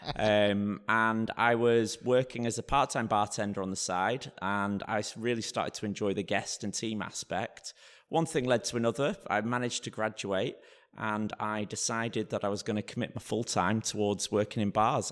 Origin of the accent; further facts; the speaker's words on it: Blackpool, North West England, United Kingdom; also born or lived in London; now in Bromley, United Kingdom; I grew up in a place called Blackpool